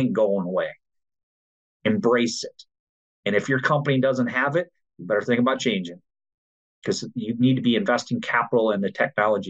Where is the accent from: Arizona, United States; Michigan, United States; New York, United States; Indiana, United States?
Michigan, United States; I grew up in Michigan